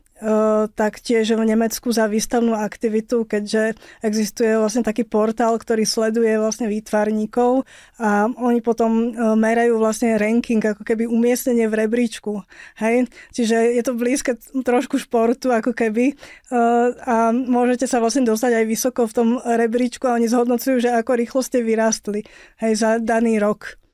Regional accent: Slovakia; bola som prvá Slovenka

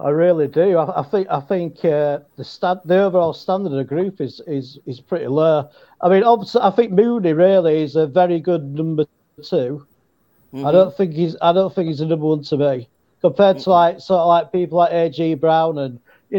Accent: England, United Kingdom; Hey, Lynn, I'm from England, and it sounded good.

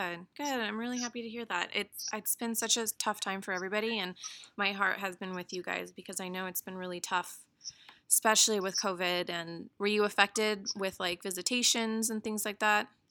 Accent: Redwood City, California, United States; I also grew up in the Bay Area. Um, I'm from Redwood City.

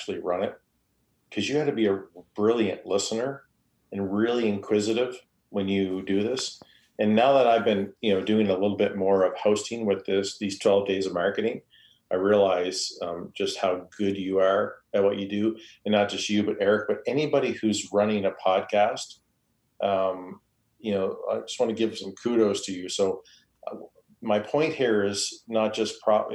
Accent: Canada; I am Canadian

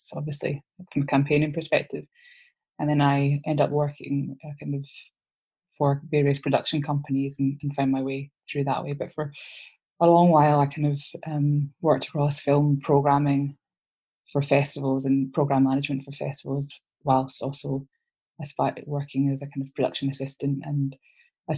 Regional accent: Glasgow, Scotland, United Kingdom; growing up in Glasgow

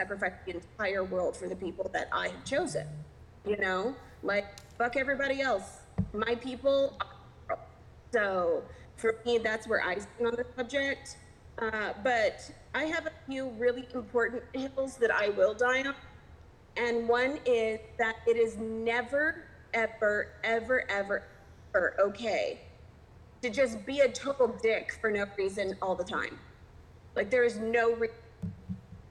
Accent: Texas, United States; moved away; I'm from Texas originally.

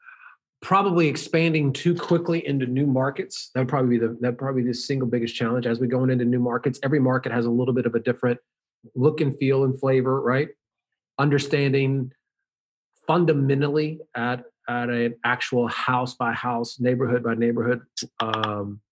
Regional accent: the South, United States; I was raised in the South

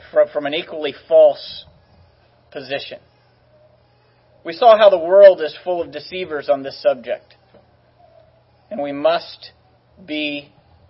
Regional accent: California, United States; I was from California

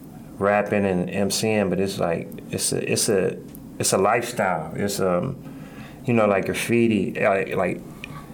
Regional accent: Akron, Ohio, United States; I'm from the Hill.

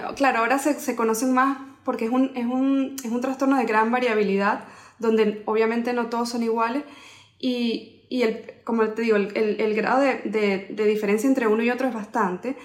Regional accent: Venezuela; moved away as an adult; also born or lived in Spain; now in Miami, United States; yo soy odontólogo de Venezuela

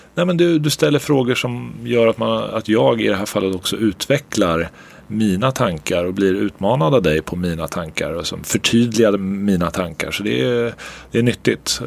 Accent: Örebro, Örebro County, Sweden; moved away; also born or lived in New Jersey; jag är örebroare för alltid

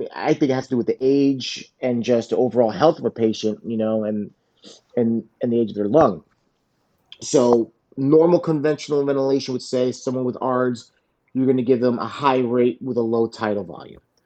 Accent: South Florida, United States; I grew up here in South Florida

